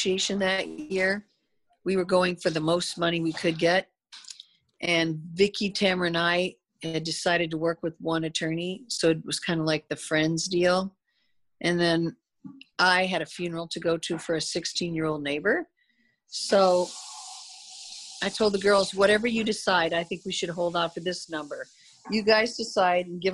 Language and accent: English; Midwest, United States; now in Coto de Caza, United States; I'm that way from the Midwest.